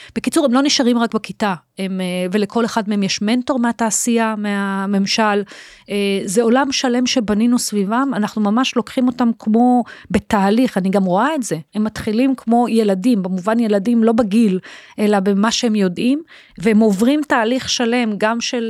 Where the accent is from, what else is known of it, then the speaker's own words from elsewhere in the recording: Holon, Tel Aviv District, Israel; הילדות בחולון